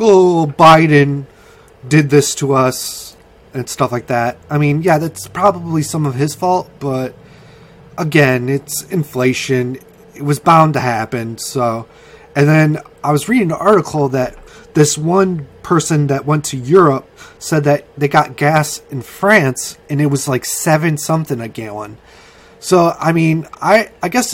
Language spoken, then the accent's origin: English; United States; I'm an American